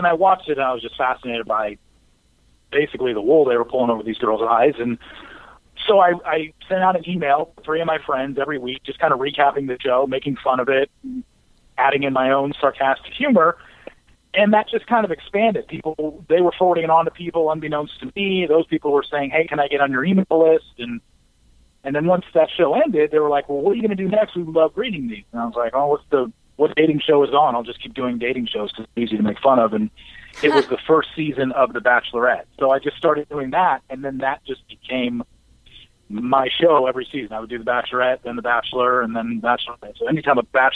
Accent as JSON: {"language": "English", "area": "Orange County", "region": "Southern California", "country": "United States", "tie": "born or raised there", "also_born_or_lived": "Los Angeles, California", "moved": "as an adult", "lives_now": "Frisco, United States", "said": "I'm a Southern California guy. Grew up there, raised in Orange County, went to college in L.A."}